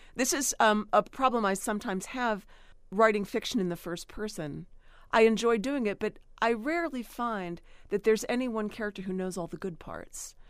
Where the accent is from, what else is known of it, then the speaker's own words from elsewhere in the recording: Cambria County, Pennsylvania, United States; the town where I grew up in Cambria County